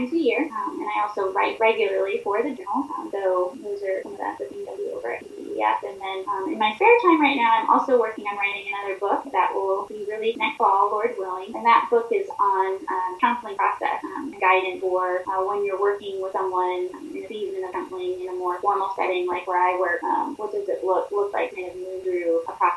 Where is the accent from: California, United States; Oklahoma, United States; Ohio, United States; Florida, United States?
Florida, United States; now in Pennsylvania, United States; I currently live in Pennsylvania, but I grew up in Florida